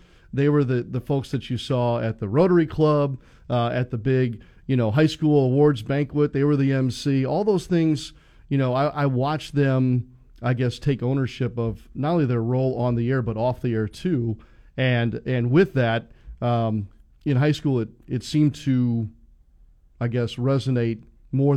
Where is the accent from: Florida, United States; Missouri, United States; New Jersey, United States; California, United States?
Missouri, United States; St. Louis; moved away as an adult; now in Gainesville, United States; I grew up in St. Louis